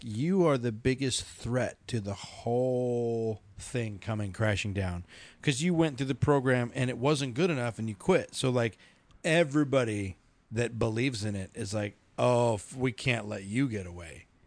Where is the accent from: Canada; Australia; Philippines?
Philippines; now in Colorado, United States; Filipino, I'm Filipino